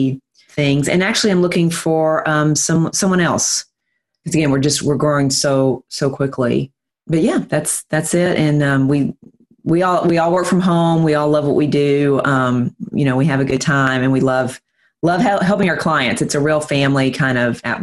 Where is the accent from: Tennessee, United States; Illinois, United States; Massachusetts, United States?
Tennessee, United States; Nashville; also born or lived in Fort Myers, Florida; Nashville, Tennessee, which is where I'm from. If you can't tell by my accent